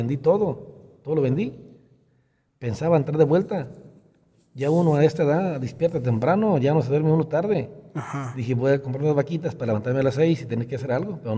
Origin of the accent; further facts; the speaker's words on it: Resolana, Jalisco, Mexico; also born or lived in Acatic; nací en Nacatí, pero soy originario de un rancho que se llama Resolana